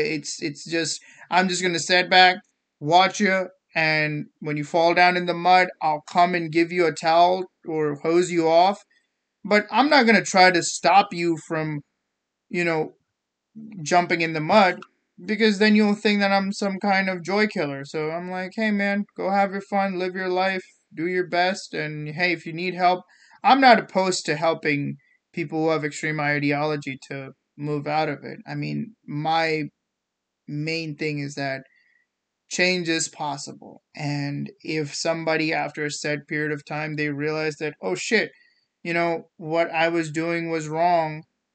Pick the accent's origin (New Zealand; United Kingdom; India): India; English is a second language; yeah, that was something that I learned coming from India that was actually very eye-opening. So growing up in India, the schooling system was very competitive.